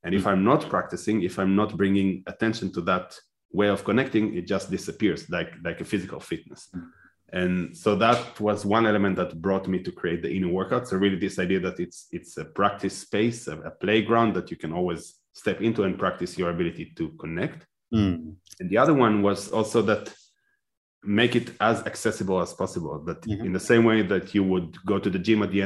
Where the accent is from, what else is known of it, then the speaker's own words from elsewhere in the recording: Israel; moved away as an adult; now in Netherlands; I was born and raised in Israel